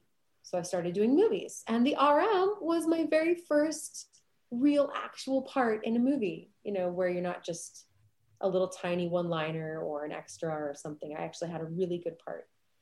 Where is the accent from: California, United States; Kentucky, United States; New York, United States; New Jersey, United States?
California, United States; San Diego; also born or lived in Provo; So grew up in a musical family. I was born here in Provo and we moved to San Diego when I was 5.